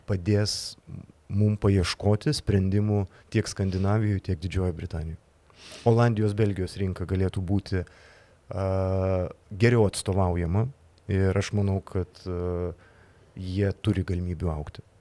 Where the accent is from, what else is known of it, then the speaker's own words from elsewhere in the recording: Lithuania; galbūt mes lietuviai